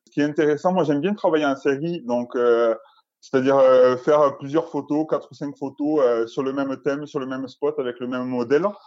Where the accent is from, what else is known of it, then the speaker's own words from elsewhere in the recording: Albi, Occitania, France; je viens de Toulouse, euh, d'Albi plus précisément, peut côté Toulouse.